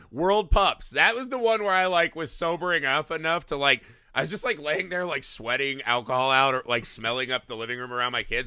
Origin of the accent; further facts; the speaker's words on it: Indiana, United States; we're from Indiana